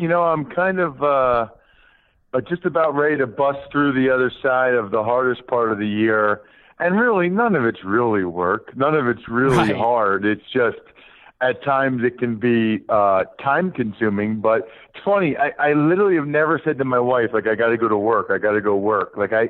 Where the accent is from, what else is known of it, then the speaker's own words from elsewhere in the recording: closer to Philly, Pennsylvania, United States; also born or lived in Princeton; now in Harrisburg/Hershey area, Pennsylvania, United States; I grew up a big Penn State fan growing up in Pennsylvania.